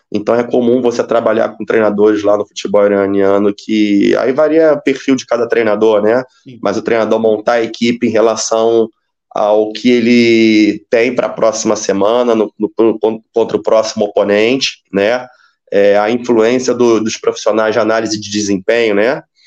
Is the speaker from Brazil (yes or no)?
yes; Rio de Janeiro, Brazil; moved away as an adult; also born or lived in Espírito Santo; now in Bahrain; Eu sou do Rio de Janeiro